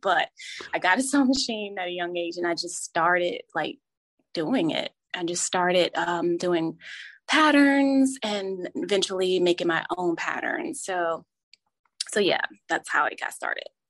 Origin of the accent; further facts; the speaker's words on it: New Jersey, United States; moved away; I grew up in New Jersey